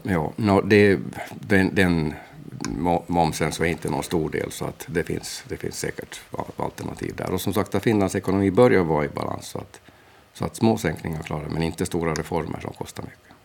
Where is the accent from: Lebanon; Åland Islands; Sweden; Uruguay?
Åland Islands; Mariehamn; also born or lived in Portugal; jag är från Mariehamn